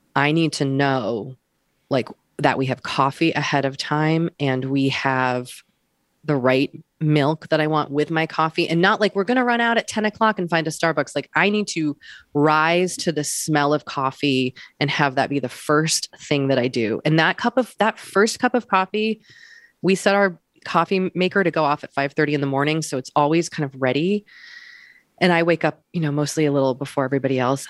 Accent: Wellesley, Massachusetts, United States; I'm from Wellesley, Massachusetts

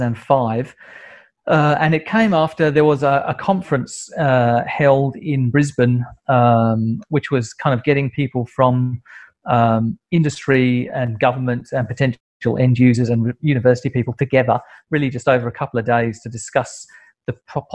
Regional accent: United Kingdom; moved away as an adult; now in Australia; And then I moved from the UK, as you can probably tell by my accent. I moved from the UK to Australia in 1995 and started work at CSIRO.

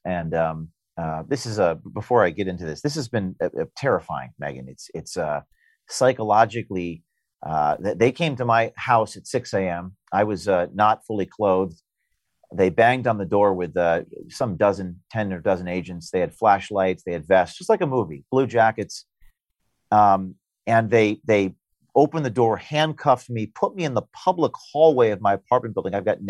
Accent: United States; And again, I'm an American journalist

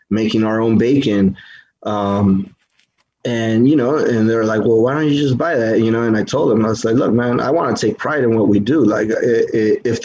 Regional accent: United States; I'm American first because I was born and raised here, but my heritage is Mexican completely

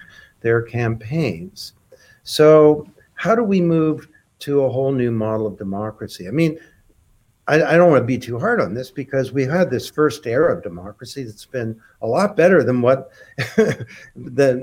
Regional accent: Canada; I'm a Canadian

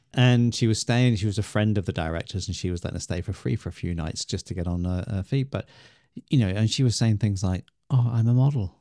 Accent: England, United Kingdom; we're English

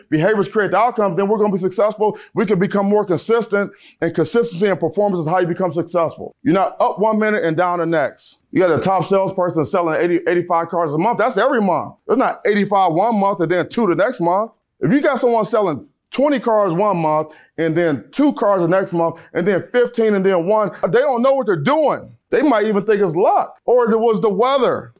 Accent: Cleveland, Ohio, United States; I'm from Cleveland, Ohio

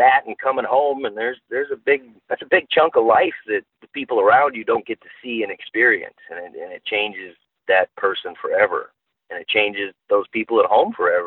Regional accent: North Dakota, United States; I was born and raised in North Dakota

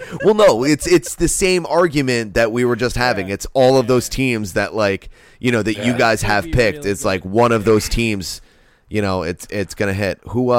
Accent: New England, United States; Hi, I'm from New England.

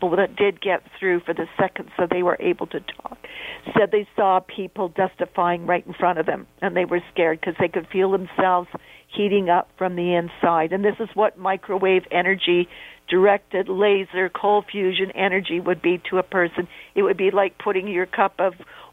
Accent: Canada; being a Canadian

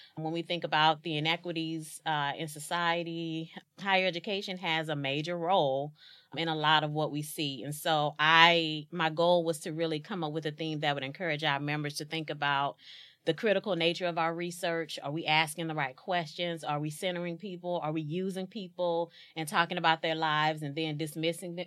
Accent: East St. Louis, Illinois, United States; born and raised in East Saint Louis, Illinois

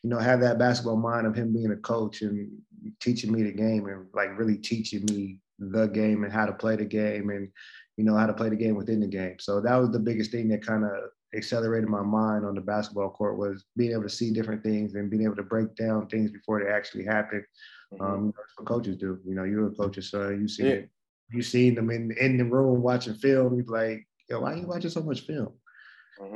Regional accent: Alaska, United States; growing up in Alaska

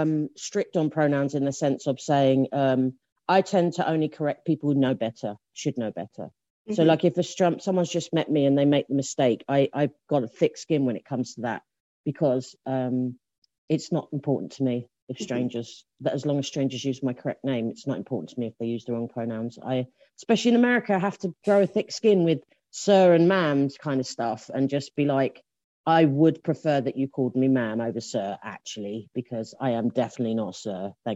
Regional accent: England, United Kingdom; I'm English, if you can't tell.

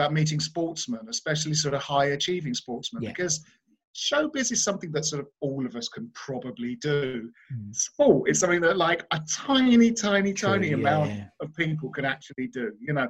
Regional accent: Bromley, London, United Kingdom; because I grew up in Bromley in South London, and the Blackwall Tunnel sort of took you.

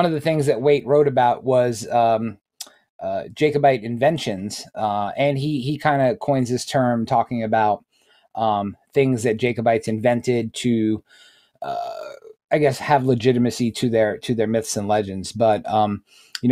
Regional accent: New York, United States; moved away; When I grew up in New York, New York is my area of New York was very either Roman Catholic or Jewish

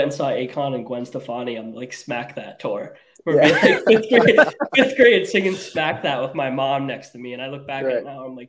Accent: Rhode Island, United States; I'm the only Rhode Islander here out of these two.

